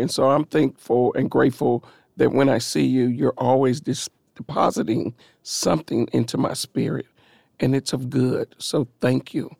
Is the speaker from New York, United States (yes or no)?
no; Nashville, Tennessee, United States; I come from East Nashville, over on the corner of North Fifth and what is now Vernon Winfrey Avenue